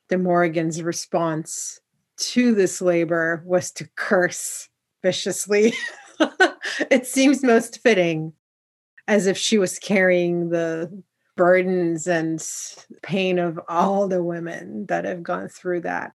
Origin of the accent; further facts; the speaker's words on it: Poland; where I come from Poland